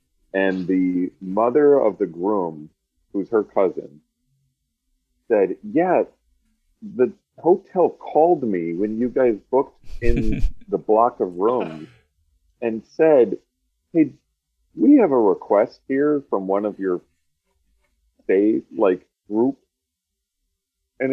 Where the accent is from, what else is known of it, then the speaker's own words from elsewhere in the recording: Wisconsin, United States; I am from Wisconsin.